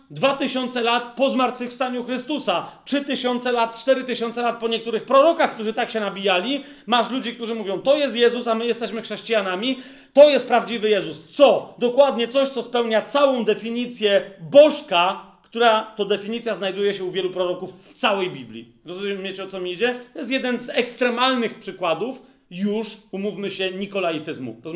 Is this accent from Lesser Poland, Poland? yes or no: yes; Lesser Poland, Poland; wychowywałem się i rosłem na podkrakowskiej wsi, gdzie było sporo pól, zresztą mieszkałem w pewnym momencie na Lubelskiej, a potem na Polnej